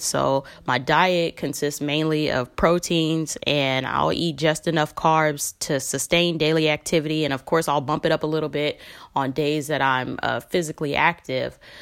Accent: Los Angeles, California, United States; I'm from Los Angeles, California

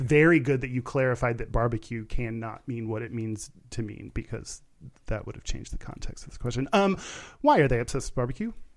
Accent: Texas, United States; I grew up in Texas

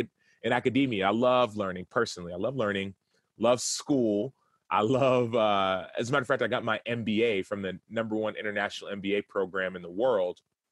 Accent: Dallas, Texas, United States; And I'm from Dallas.

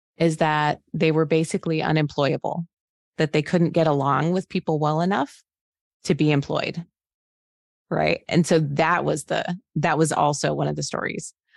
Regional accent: Phoenix, Arizona, United States; moved away as an adult; now in Cincinnati, United States; I'm from Phoenix, Arizona. I live in Cincinnati, Ohio right now

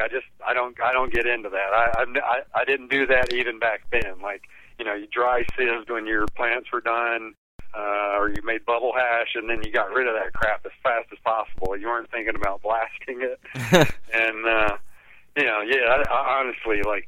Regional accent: Alabama, United States; moved away; also born or lived in East Hampton, New York / Denver, Colorado; I grew up in Alabama

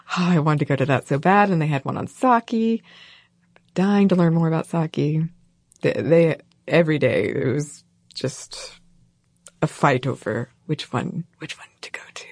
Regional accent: North Georgia, United States; I am from North Georgia mostly

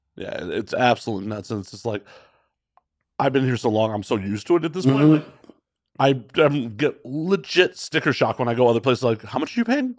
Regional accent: Chicago, Illinois, United States; also born or lived in Las Vegas, Nevada; now in Los Angeles, United States; I'm from Chicago originally

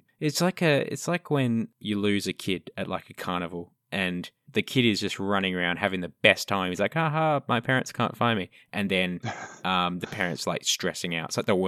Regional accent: Australia; I'm allowed to say it. I'm Australian.

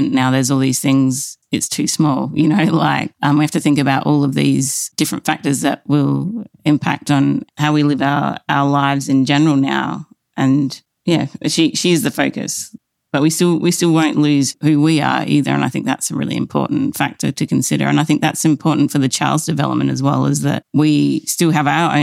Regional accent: United Kingdom; now in Berlin, Germany; we come from the British side of things

